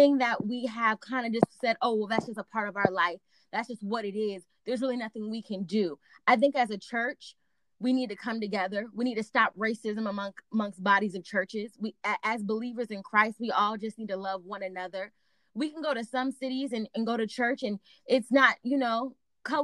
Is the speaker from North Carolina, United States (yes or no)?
no; Virginia, United States; I grew up in Virginia.